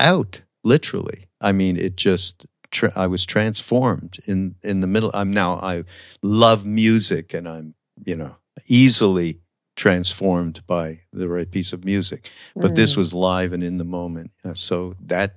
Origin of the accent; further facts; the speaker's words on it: Montreal, Quebec, Canada; I'm from Montreal